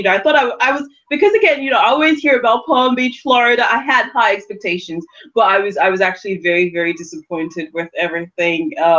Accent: London, United Kingdom; accent: London; So she then goes, "So where's your accent from?" And I go, "London."

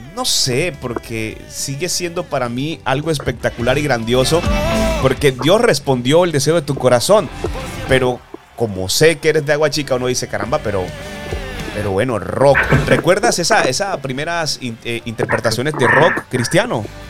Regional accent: Valledupar, Cesar, Colombia; somos nacidos en el mismo departamento, ¿sabes? Soy de Valledupar

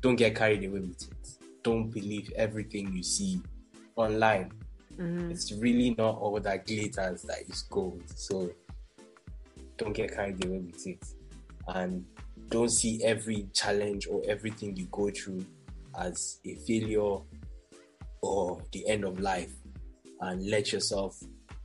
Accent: Nigeria; I'm from Nigeria

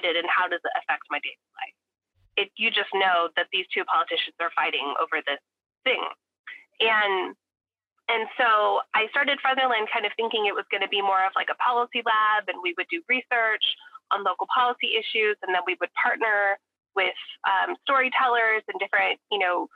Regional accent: Fresno, California, United States; moved away as an adult; also born or lived in East Coast / Oakland; now in Fresno, United States; I'm from the Fresno area, but I left in 2008 to go to grad school on the East Coast, and didn't think I would come back to Fresno

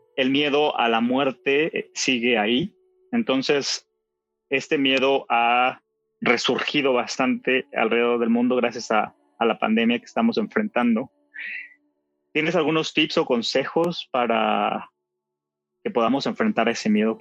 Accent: Mexico; en mi país, en México

